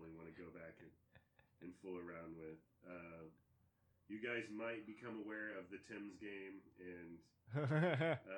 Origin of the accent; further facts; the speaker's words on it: Houston, Texas, United States; We're actually from Houston